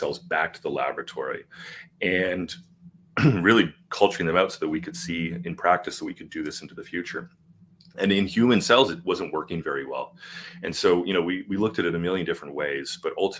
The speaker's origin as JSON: {"language": "English", "country": "Canada", "said": "I'm Canadian."}